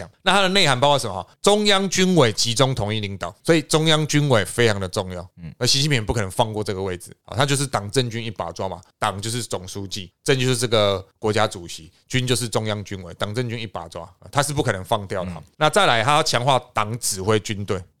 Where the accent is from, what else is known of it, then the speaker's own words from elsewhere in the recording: Taiwan; 我们台湾那边吵，我们兵役不要恢复一年。